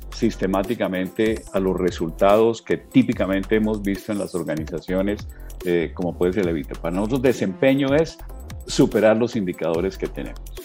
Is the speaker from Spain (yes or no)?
no; Colombia